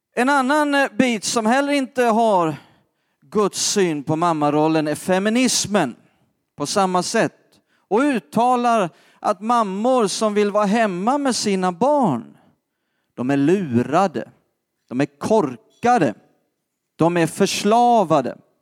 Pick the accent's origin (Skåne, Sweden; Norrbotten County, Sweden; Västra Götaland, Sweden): Skåne, Sweden; jag är uppvuxen själv i Skåne